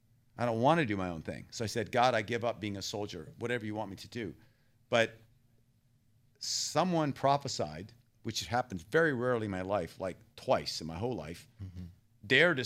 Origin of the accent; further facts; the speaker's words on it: Thailand; also born or lived in Texas, United States; And I was born in Texas. I grew up in Thailand.